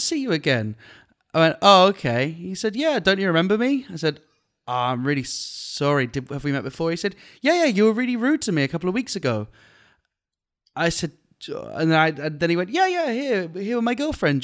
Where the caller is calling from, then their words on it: Penang, Malaysia; I'm calling in from a place called Penang